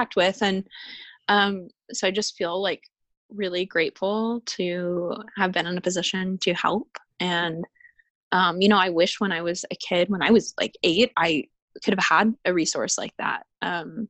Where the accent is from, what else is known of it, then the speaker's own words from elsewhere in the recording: Arizona, United States; I'm from Arizona where it's like a dry oven